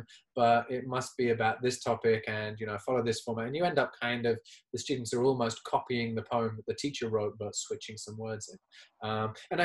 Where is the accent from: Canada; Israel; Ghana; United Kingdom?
United Kingdom; England; first language English; as an English child growing up in England and going to an English school in England